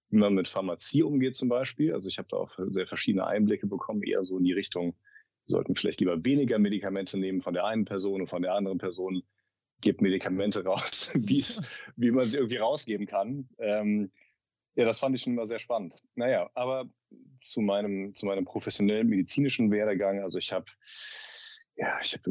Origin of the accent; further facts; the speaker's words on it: North Rhine-Westphalia, Germany; also ich komme aus dem, aus dem Rheinland, aus der Nähe von Bonn, aus einem kleinen Dorf.